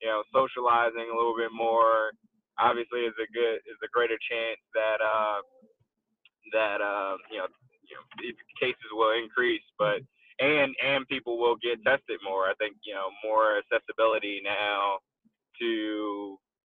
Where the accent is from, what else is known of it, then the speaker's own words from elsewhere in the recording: Philadelphia, Pennsylvania, United States; moved away as an adult; also born or lived in Florida; now in Atlanta, United States; I'm originally from Philly